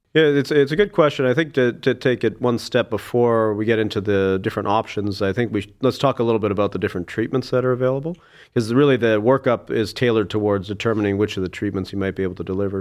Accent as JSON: {"language": "English", "town": "Saskatoon", "region": "Saskatchewan", "country": "Canada", "tie": "born or raised there", "also_born_or_lived": "Alberta", "moved": "as an adult", "lives_now": "Cleveland, United States", "said": "I was born in Saskatoon, Saskatchewan, and, uh, grew up there."}